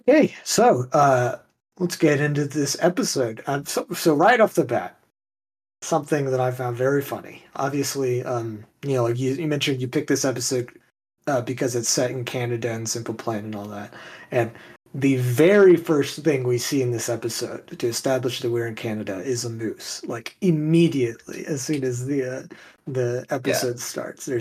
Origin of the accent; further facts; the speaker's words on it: Texas, United States; I'm from Texas